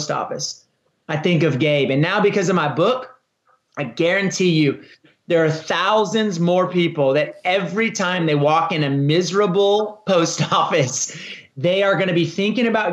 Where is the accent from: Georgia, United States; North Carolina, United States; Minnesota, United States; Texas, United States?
Texas, United States; I started a marathon in my hometown, which has become one of the most popular marathons in the state of Texas